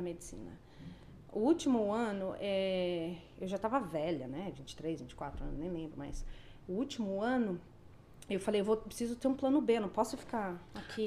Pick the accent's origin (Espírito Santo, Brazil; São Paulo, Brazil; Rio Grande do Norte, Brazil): São Paulo, Brazil; Indaiatuba; moved away as an adult; now in Canada; eu sou de Indaiatuba